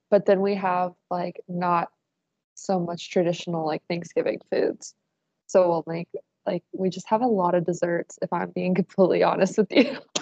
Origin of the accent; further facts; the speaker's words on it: Dayton, Ohio, United States; I'm from Dayton